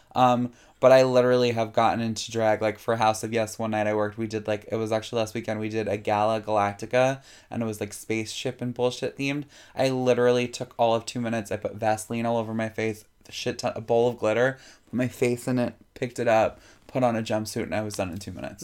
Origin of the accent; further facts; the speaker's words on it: New York City, New York, United States; also born or lived in Morris County, New Jersey; I am born and raised Jamaica Queens. Didn't move here. I came from here.